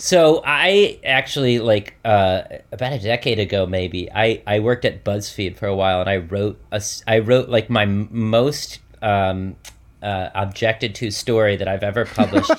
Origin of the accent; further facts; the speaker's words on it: Michigan, United States; I grew up in Michigan